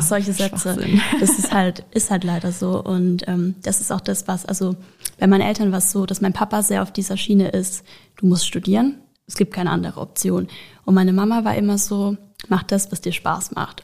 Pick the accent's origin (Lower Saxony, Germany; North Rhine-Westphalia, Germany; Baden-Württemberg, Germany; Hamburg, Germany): Baden-Württemberg, Germany; Karlsruhe; ich bin auch 22 Jahre alt und ich komme aus Karlsruhe